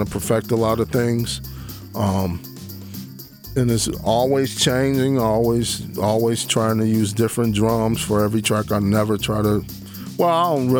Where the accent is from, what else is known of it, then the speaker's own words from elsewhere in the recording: Detroit, Michigan, United States; I'm from Detroit